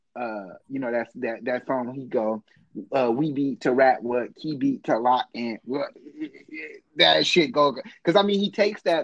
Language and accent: English; Oakland, California, United States; I'm from East Oakland